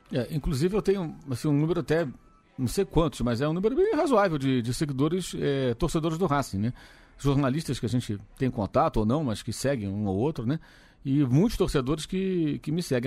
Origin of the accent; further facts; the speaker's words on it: Brazil; Eu sou brasileiro, trabalho no Brasil